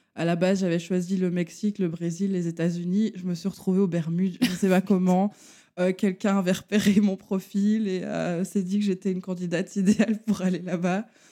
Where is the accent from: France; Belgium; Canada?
Belgium; Charleroi, Wallonia; je viens de la région de Charleroi. Je suis Carolo